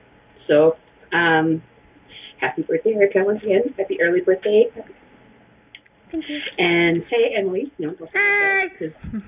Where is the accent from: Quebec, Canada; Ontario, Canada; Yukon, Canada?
Quebec, Canada; Montreal; I'm from Montreal.